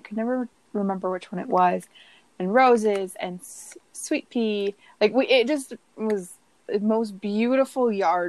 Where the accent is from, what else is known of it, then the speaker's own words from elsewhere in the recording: Southern California, United States; growing up in Southern California, I walked to and from school every day